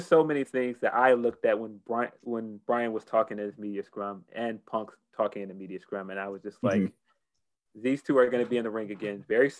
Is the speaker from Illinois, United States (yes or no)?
yes; Chicago, Illinois, United States; I'm Chicagoan